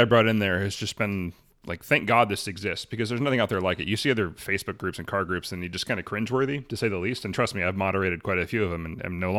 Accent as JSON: {"language": "English", "town": "Arlington", "country": "United States", "tie": "born or raised there"}